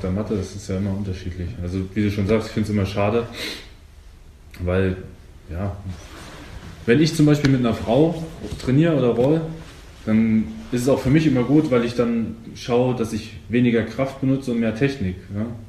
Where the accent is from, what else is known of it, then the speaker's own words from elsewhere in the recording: eastern Germany, Germany; ich komme ja aus dem Osten